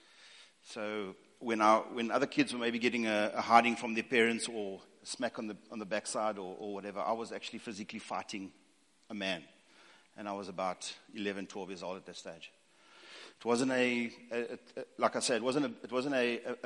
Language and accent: English; East London, Eastern Cape, South Africa; also born or lived in Northern Natal; born and bred in East London, and parents moved up to Northern Natal